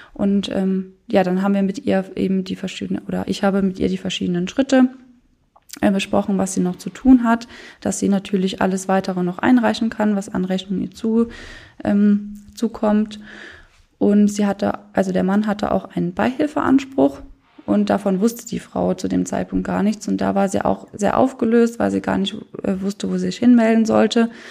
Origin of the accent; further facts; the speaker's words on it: Löf, Rhineland-Palatinate, Germany; now in Koblenz, Germany; ich mache seit 2019 ein Ehrenamt als Weinkönigin in meinem Heimatdorf, das ist Löw